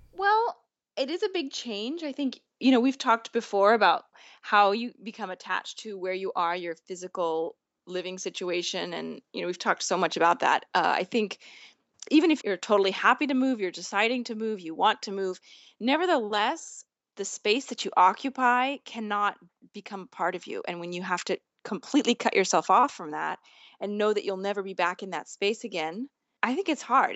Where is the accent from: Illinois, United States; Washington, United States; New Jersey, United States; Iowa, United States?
Washington, United States; Mercer Island; moved away as an adult; now in Rome, Italy; the only time I've spent in my hometown since then